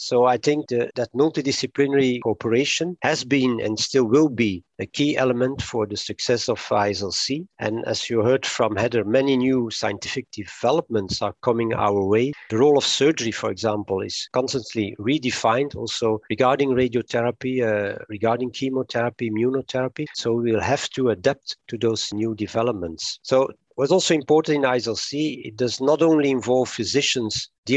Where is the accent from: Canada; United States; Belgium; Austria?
Belgium; Antwerp, Flanders; I was born in 57 in Antwerp in Belgium, and I'm almost a completely Antwerp product